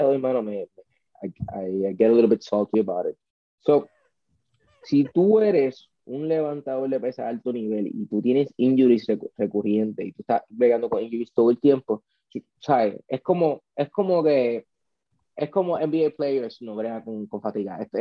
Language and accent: Spanish; Puerto Rico; somos puertorriqueños